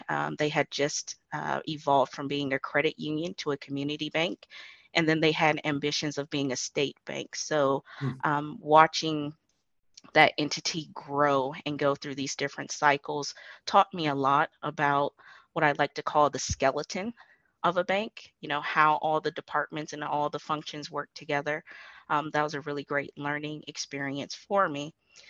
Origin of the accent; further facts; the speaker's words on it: Imperial Beach, California, United States; also born or lived in Adak, Alaska; I'm actually from Imperial Beach, which is within San Diego County, California. Both of my parents were in the Navy, so I guess you can consider me a Navy brat.